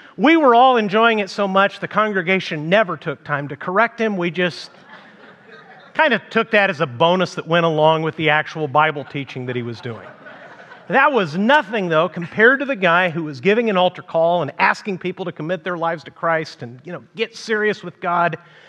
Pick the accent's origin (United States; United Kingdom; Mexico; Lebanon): Mexico; first language Spanish; English is a second language; I grew up in Mexico as the son of missionaries, and one of my favorite things, being a native Spanish speaker, because I was too young to remember when my parents took me there